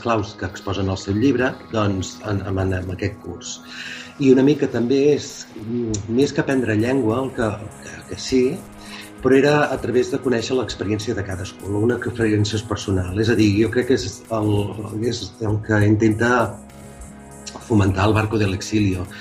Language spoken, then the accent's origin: Catalan; Calella, Catalonia, Spain; also born or lived in Castelldefels; soc de Calella, per tant jo no sóc de Castelldefels